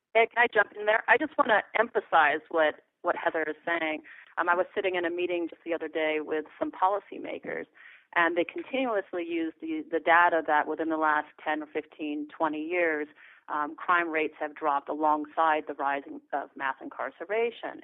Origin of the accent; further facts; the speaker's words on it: Los Angeles, California, United States; here, LA, my hometown